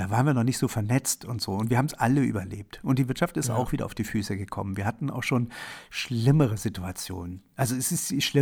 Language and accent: German; Germany; born there; Also ich bin in der, in der DDR geboren, in einem Land, was äh, 1970, als ich geboren wurde, unter Walter Ulbricht regiert wurde.